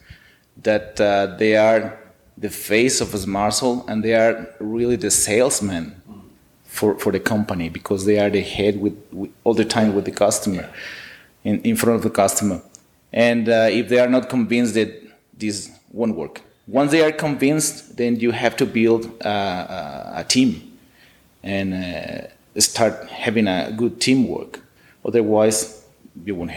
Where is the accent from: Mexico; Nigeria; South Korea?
Mexico; Ciudad Juárez, Chihuahua; I'm from Juarez actually, I was born in Juarez